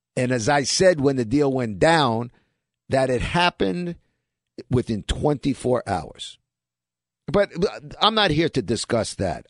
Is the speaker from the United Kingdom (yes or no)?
no; New York City, New York, United States; we're kids from Brooklyn